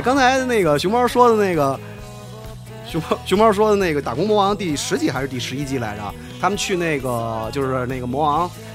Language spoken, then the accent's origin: Chinese; Beijing, China; 我小时候的夏天北京没有这么大的雾霾